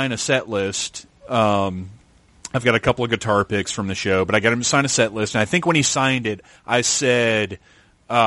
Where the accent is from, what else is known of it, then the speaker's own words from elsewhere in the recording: Wilmington, North Carolina, United States; I'm from North Carolina. And I was like, oh, man, I'm from there. I grew up in Wilmington